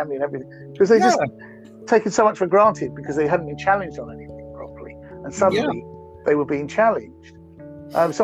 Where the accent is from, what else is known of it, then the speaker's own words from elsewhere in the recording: England, United Kingdom; I'm English